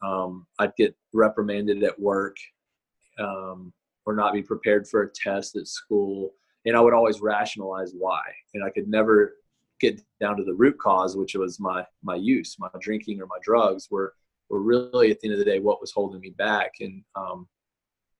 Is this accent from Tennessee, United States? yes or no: yes; Nashville, Tennessee, United States; I grew up in Nashville, Tennessee